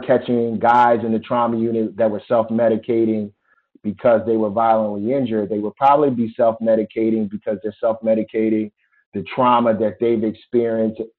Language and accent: English; Philadelphia, Pennsylvania, United States; moved away; my experiences growing up in Philadelphia